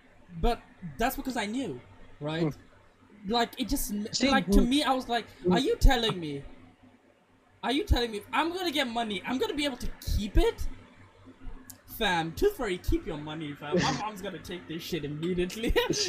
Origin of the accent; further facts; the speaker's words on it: Botswana; Growing up in Botswana